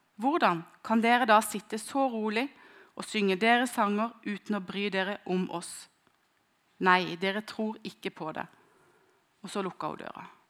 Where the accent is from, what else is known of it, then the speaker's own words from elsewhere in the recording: near Kristiansand, Agder, Norway; hjem fra Stavanger til utenfor Kristiansand, der jeg kommer fra